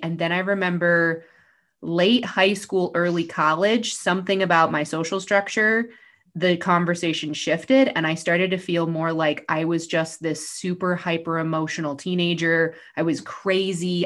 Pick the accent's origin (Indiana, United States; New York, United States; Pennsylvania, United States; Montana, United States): New York, United States; I grew up in New York